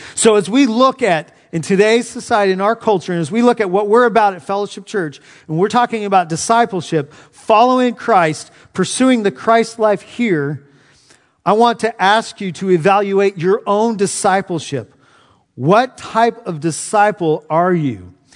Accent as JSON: {"language": "English", "region": "Southern California", "country": "United States", "tie": "born or raised there", "moved": "yes", "lives_now": "Knoxville, United States", "said": "Growing up in Southern California"}